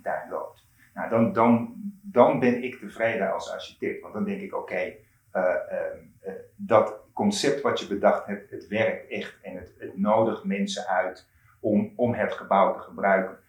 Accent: Curaçao; moved away as an adult; also born or lived in Eindhoven, Netherlands; ik ben op Curaçao opgegroeid

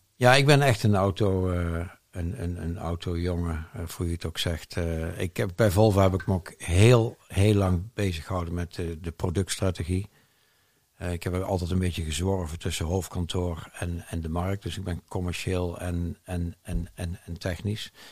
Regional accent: Eindhoven, North Brabant, Netherlands; moved away as an adult; We zijn weer terug, met mijn vrouw en ik zijn weer terug in eh, mijn geboortestad Eindhoven. Ja. In het mooie Brabant

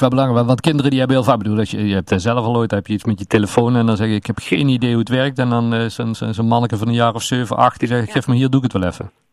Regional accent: Netherlands; wij Hollanders

